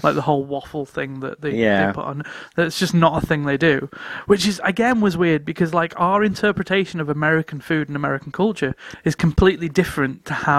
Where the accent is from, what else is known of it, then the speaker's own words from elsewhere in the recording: North West England, United Kingdom; I'm from River Mersey.